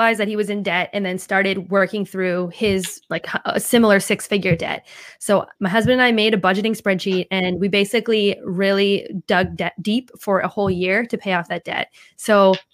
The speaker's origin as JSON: {"language": "English", "area": "East Coast", "region": "Northeast", "country": "United States", "tie": "born or raised there", "moved": "yes", "lives_now": "West Coast, United States", "said": "Growing up on the East Coast"}